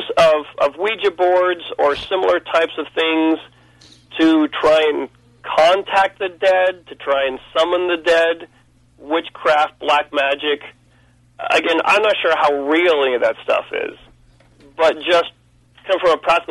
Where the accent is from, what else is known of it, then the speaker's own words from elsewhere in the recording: Pensacola, Florida, United States; I was born in Pensacola, Florida